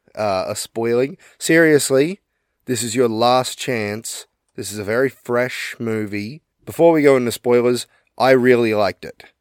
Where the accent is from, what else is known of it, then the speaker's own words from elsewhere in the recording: Australia; we're Australian